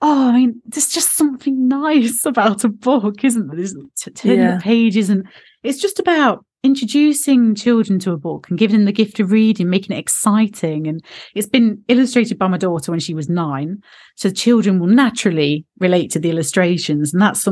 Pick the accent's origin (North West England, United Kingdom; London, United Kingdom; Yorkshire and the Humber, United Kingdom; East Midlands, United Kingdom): East Midlands, United Kingdom; Derby; Because I'm in, do you know, I'm Midlands. I was born in Derby. So I've got this, we say glasses in Derby.